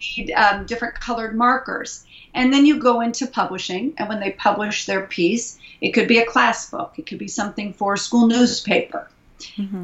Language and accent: English; Indianapolis, Indiana, United States; now in San Francisco Bay Area, United States; I'm originally from Indianapolis, Indiana, but I've been living in the San Francisco Bay Area